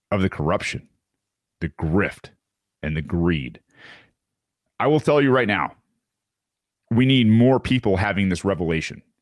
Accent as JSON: {"language": "English", "town": "San Francisco", "region": "California", "country": "United States", "tie": "born or raised there", "said": "This is my hometown. I think it's very special. San Francisco used to mean something, it stood for something. I was proud to be from here."}